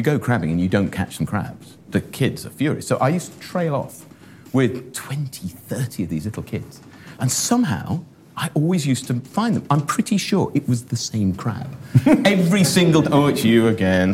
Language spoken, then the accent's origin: English; Shropshire, West Midlands, United Kingdom; So growing up in Shropshire, where, as I said, not a great deal happened